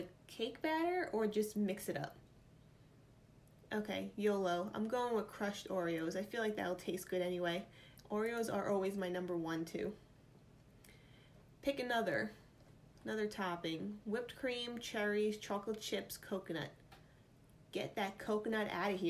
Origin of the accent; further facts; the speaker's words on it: New York, United States; accent: New York; my New York accent just came out there